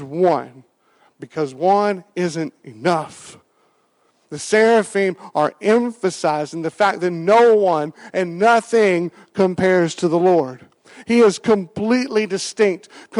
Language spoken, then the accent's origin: English; Western Kentucky, United States; I grew up in Western Kentucky, and I grew up with county fairs